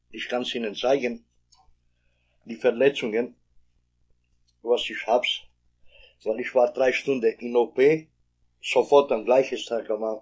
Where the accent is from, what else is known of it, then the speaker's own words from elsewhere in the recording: Kosovo; German is a second language; now in Germany; ich komme aus, äh, aus dem Kosovo. Äh, bin ich hier äh, in Deutschland seit 28 Jahren.